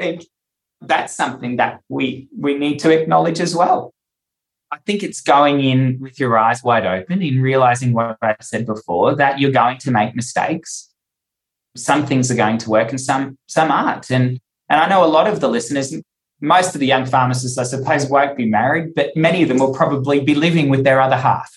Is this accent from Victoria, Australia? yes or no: no; Cairns, Queensland, Australia; moved away as an adult; also born or lived in Townsville / Newcastle; I had to move to Townsville to become a pharmacist. We moved to Newcastle and worked there to get experience. And then we ended up back in Cairns